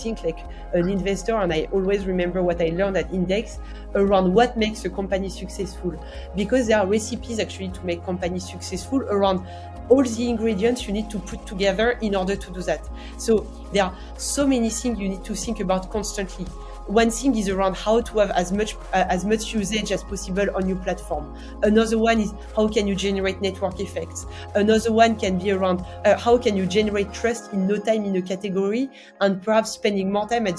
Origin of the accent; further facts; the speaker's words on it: the Alps, France; accent: French; English is a second language; I'm French, as per my accent. I'm from the Alps, a big skier.